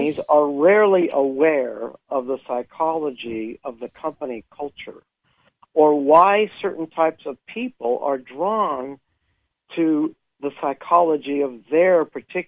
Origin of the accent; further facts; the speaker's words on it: California, United States; now in Utah, United States; Originally California, but I've lived in Utah for a long time.